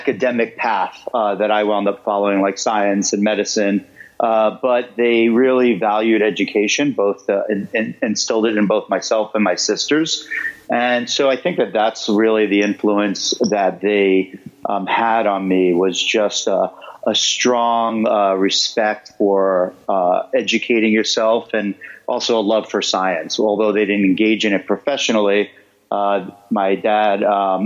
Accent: New York City, New York, United States; I grew up in Queens

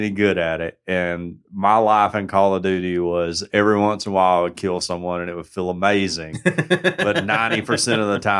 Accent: United States; as an American

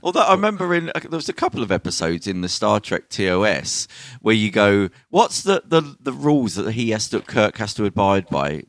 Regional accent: Birmingham, West Midlands, United Kingdom; I'm from Birmingham

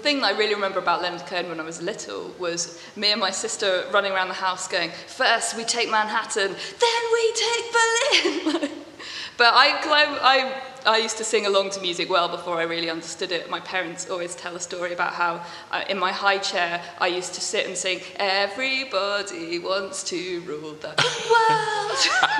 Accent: Buckinghamshire, South East England, United Kingdom; moved away as an adult; now in Bristol, United Kingdom; In Buckinghamshire. So sort of between High Wycombe and Amersham, kind of just northwest of London, like London suburbs, basically.

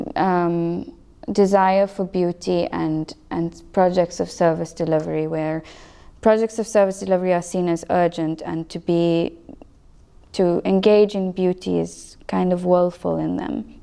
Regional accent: South Africa; first language English

